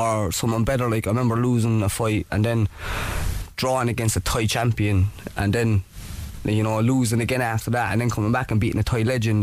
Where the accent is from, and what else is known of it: Cork, Munster, Ireland